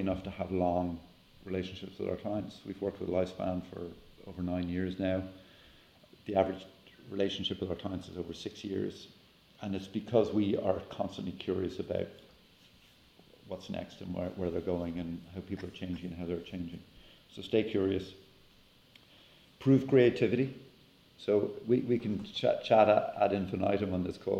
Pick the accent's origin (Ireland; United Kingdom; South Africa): Ireland; now in United States; back home in Ireland